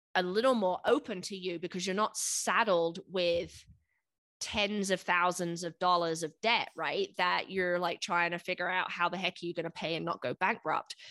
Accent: United Kingdom; moved away as an adult; now in United States; growing up in the United mm. Kingdom

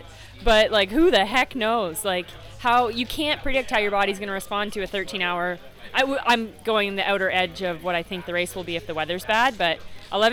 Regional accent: Canada; I'm Canadian. Yeah, we live there.

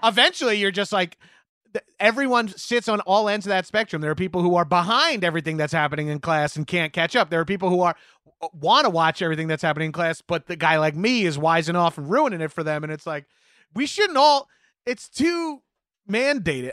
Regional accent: Long Island, New York, United States; we had Alacal Cruz Surf Shop in my hometown on Long Island

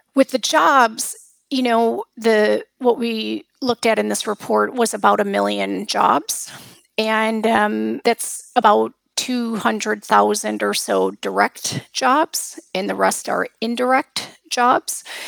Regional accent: United States; moved away; I come from the United States

